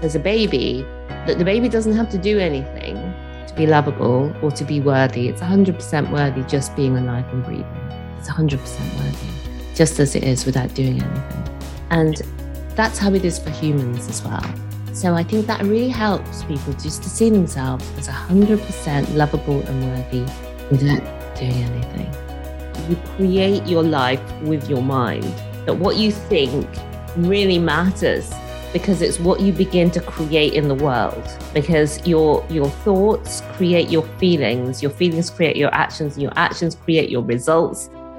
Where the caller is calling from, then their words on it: Newport, Wales, United Kingdom; I'm coming to you today from Wales. I'm in Newport near Cardiff.